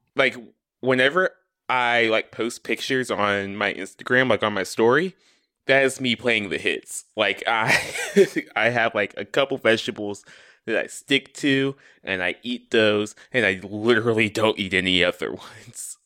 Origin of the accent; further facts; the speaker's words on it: the South, United States; I am from the South